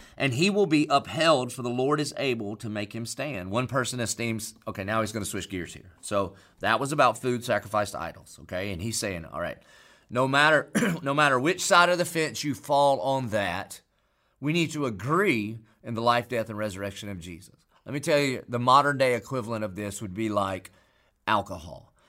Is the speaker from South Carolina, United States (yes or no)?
yes; Marion, South Carolina, United States; I grew up in Marion, South Carolina